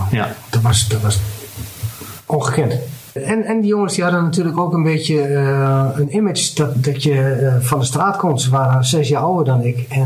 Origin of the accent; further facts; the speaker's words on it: Overijssel, Netherlands; En op een gegeven moment kom je erachter, goh, ik kom zelf uit Twente. En … komt hier gewoon ja. om de hoek eh, bij wijze van spreken spelen.